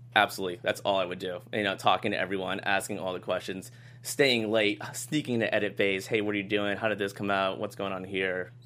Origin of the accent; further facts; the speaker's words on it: Boston, Massachusetts, United States; moved away as an adult; I flew home to Boston